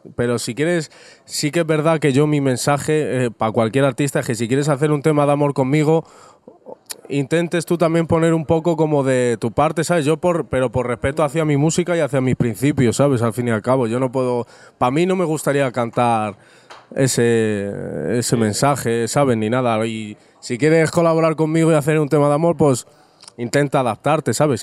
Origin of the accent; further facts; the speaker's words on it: Rivas-Vaciamadrid, Community of Madrid, Spain; soy un chaval completamente normal, vengo de Rivas hacia Madrid